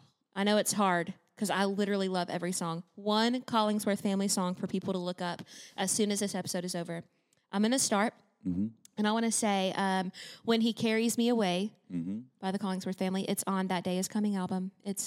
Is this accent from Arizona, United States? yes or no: no; Indiana, United States; my home state of Indiana